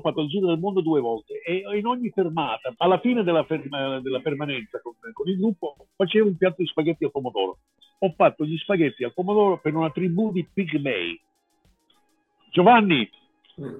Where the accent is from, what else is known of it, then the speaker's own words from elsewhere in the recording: United States; now in Italy; io sono statunitense, sono americano